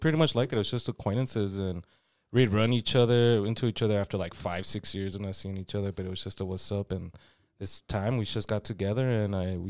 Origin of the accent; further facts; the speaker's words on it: Vinton, Texas, United States; It's because I was that new Mexican kid from Canotillo District. Because I grew up in Vinton. That's where I grew up.